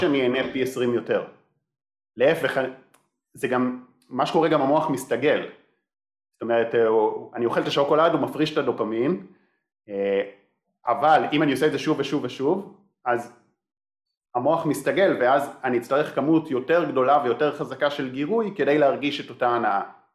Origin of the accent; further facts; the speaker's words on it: Israel; אני קיבוצניק